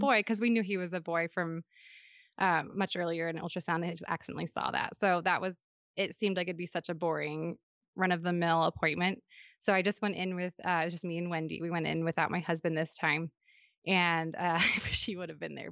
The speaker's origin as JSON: {"language": "English", "region": "Western Washington", "country": "United States", "tie": "born or raised there", "moved": "yes", "lives_now": "Utah, United States", "said": "I grew up in Western Washington"}